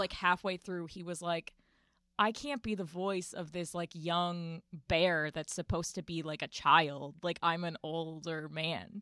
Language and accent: English; Winston-Salem, North Carolina, United States; also born or lived in Chicago; now in New York, United States; originally from Chicago, I grew up in Winston-Salem, North Carolina